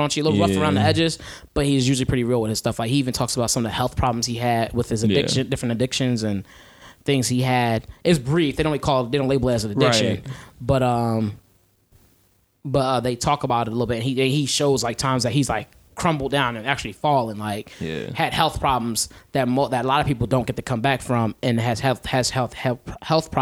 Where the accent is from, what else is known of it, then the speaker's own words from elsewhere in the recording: Philadelphia, Pennsylvania, United States; I'm from Philly